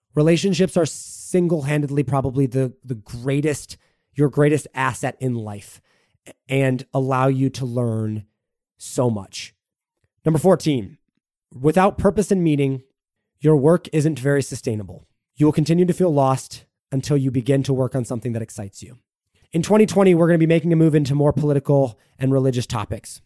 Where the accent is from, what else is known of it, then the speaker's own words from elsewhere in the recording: United States; I am an American through and through